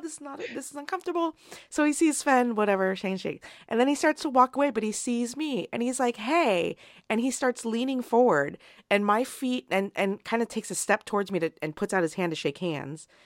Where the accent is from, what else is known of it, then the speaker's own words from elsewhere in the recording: United States; despite being an American